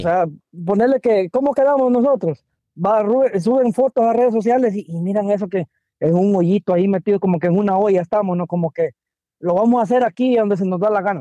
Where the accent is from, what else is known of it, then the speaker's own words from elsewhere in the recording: Guatemala; now in DMV area, United States; estamos como chapines